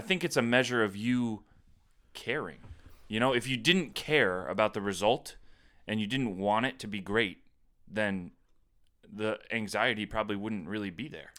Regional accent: Plattsburgh, New York, United States; growing up in Plattsburgh

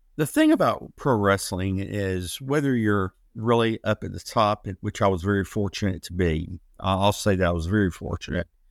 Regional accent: Atlanta, Georgia, United States; I'm originally from Atlanta, Georgia

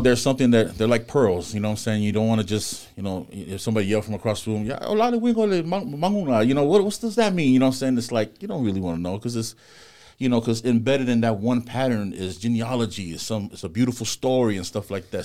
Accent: Compton, California, United States; I'm born and raised in Compton.

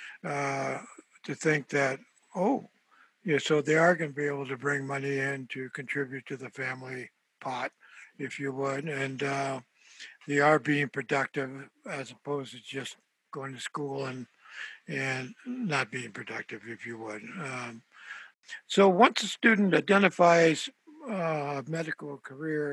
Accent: San Jose, California, United States; first language Spanish; English is a second language; I was born and raised in San Jose, and my parents were from Mexico

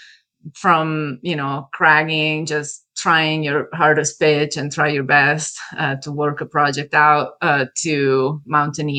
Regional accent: Italy; moved away as an adult; also born or lived in Milan; now in California, United States; I'm originally from Italy. I lived in California for about 10 years now.

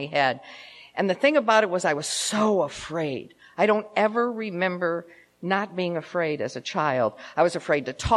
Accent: Cleveland, Ohio, United States; moved away as an adult; also born or lived in Memphis, Tennessee; now in Tucson, United States; I was born in Memphis, but I was raised in Cleveland

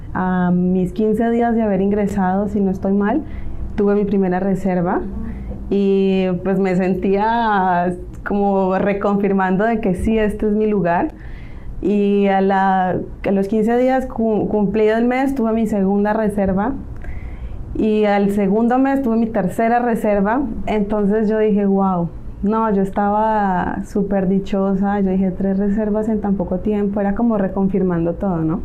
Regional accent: Cali, Valle del Cauca, Colombia; moved away as an adult; also born or lived in Spain; now in Mexico; soy colombiana, nacida en una bella ciudad llamada Cali.

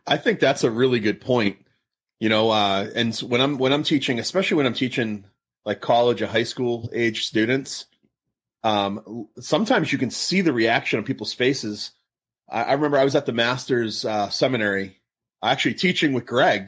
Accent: Massachusetts, United States; now in Southern California, United States; I'm in Southern California. My, I grew up in Massachusetts

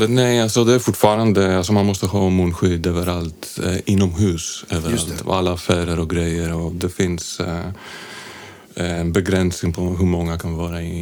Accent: Athens, Attica, Greece; Swedish is a second language; moved away as an adult; also born or lived in London; now in Sweden; Jag är från Aten i Grekland

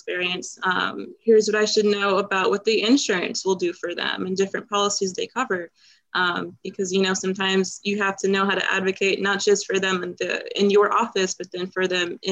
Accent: Cincinnati, Ohio, United States; moved away; my hometown, Cincinnati

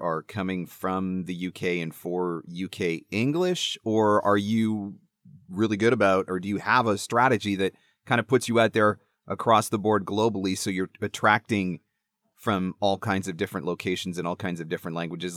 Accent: Canada; I'm Canadian.

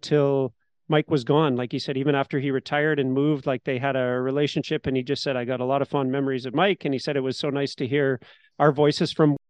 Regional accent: Canada; We're Canadian

